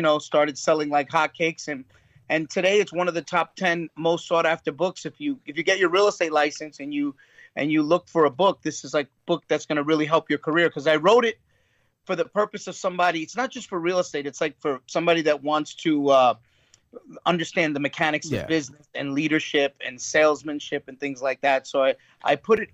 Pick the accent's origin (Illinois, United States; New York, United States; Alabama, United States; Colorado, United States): New York, United States; New York City; I grew up in Brooklyn